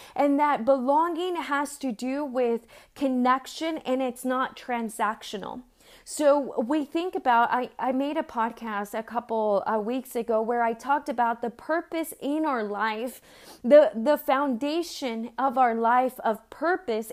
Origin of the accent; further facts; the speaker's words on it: San Diego, California, United States; also born or lived in Mexico; where I grew up in San Diego